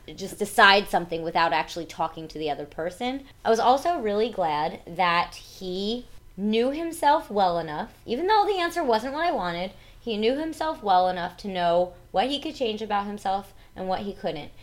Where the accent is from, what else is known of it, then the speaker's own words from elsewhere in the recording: New Jersey, United States; I talk with an accent because I'm from New Jersey